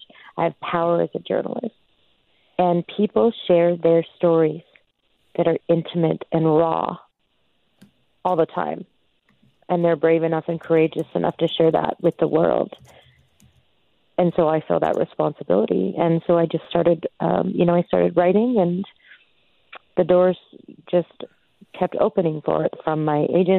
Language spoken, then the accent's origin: English; Stony Plain, Alberta, Canada; I'm from Stony Plain